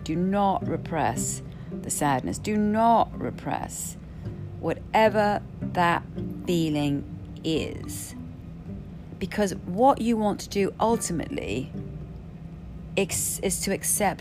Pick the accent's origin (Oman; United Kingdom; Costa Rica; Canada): United Kingdom; I'm Brit